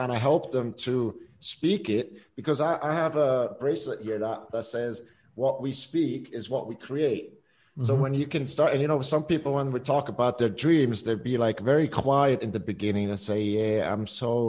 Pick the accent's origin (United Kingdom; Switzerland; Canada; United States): Switzerland; we grew up here in Switzerland